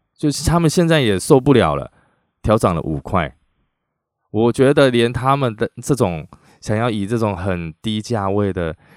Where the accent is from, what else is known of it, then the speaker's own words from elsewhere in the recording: Taiwan; 我们台湾人